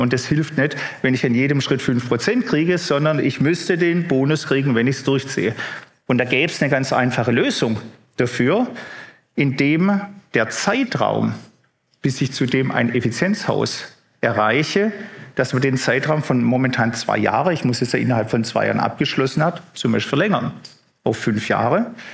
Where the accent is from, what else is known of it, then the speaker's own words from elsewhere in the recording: Baden-Württemberg, Germany; bei uns im Süden, ich meine gerade Baden-Württemberg